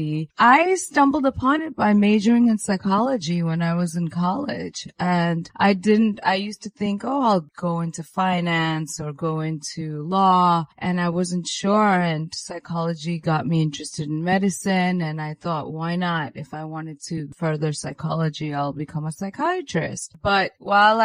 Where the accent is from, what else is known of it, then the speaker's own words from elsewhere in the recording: New York, United States; I'm Indian origin, even though I'm American, born and raised in New York